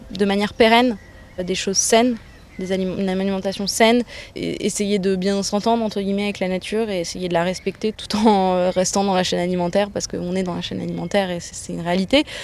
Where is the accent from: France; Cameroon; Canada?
France; Auvergne-Rhône-Alpes; born there; Je suis née en Ardèche hein, dans les années 80. 90, 93.